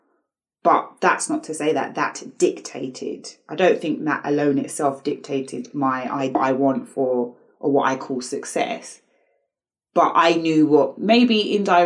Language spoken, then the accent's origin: English; United Kingdom; how I was brought up in the Western world